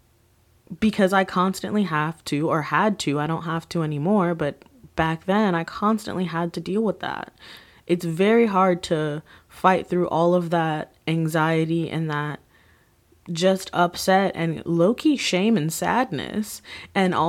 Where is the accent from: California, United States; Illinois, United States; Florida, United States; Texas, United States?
Florida, United States; Miami; Born and raised in Miami, that's where my school was